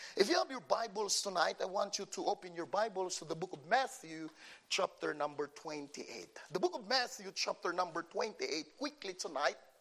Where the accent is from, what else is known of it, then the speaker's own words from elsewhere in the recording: Philippines; English is a second language; moved away; I came from the Philippines